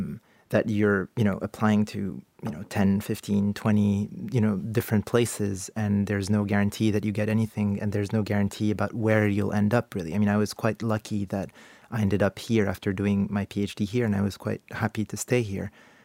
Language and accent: English; Canada; now in United Kingdom; I'm a Canadian citizen working in the UK, and my stay in the UK is kind of conditional on a job that I could get here, right?